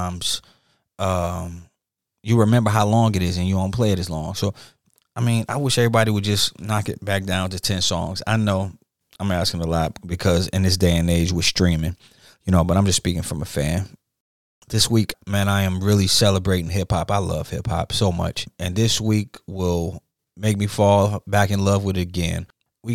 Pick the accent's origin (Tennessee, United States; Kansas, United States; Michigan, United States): Michigan, United States; Detroit; moved away; I'm originally from Detroit